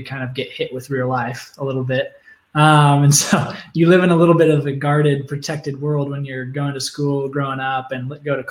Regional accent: Oregon, United States; moved away as an adult; now in Phoenix, United States; I grew up in Oregon

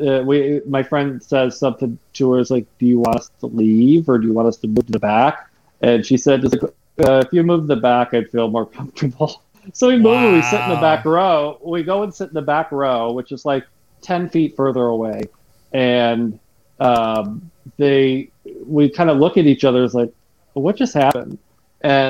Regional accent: Michigan, United States; I'm from Michigan.

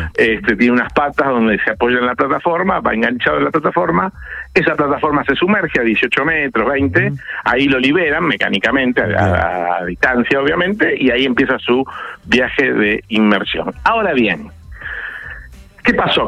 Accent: Argentina; Nosotros tenemos, como en Argentina, por ejemplo, responsabilidad sobre la vida humana en el mar

